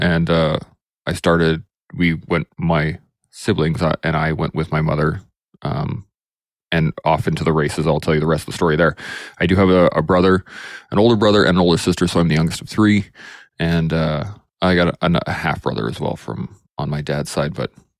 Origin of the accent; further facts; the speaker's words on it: Alberta, Canada; also born or lived in Calgary, Alberta; But I'm an Alberta boy. I've been born and raised kind of all over Alberta.